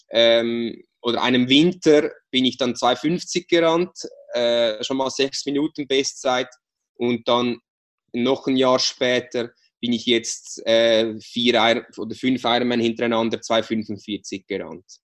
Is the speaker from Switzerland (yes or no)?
yes; Switzerland; jetzt hast du fünf Monate äh, keine Schokolade gegessen, was als Schweizer ja wirklich was sehr Schlimmes ist.